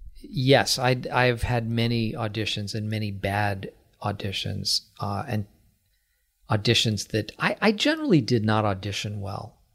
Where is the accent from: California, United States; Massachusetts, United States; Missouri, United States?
Massachusetts, United States; Acton; I am from Acton